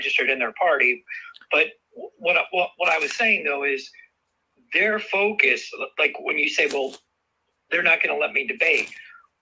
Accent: Summit, New Jersey, United States; also born or lived in Chatham, New Jersey / Pennsylvania; I grew up in Summit, lived in Chatham for a while

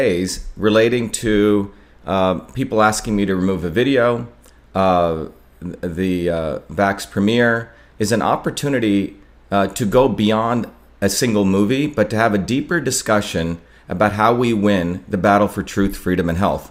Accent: India; now in Massachusetts, United States; I grew up in India, which has a caste system

